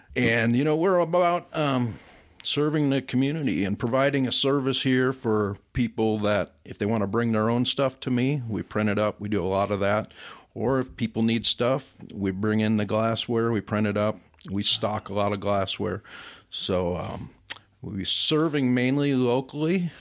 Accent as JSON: {"language": "English", "town": "Chicago", "region": "Illinois", "country": "United States", "moved": "yes", "said": "I'm originally from Chicago. Been out here for forty-two years, so I'd pretty much consider myself a native"}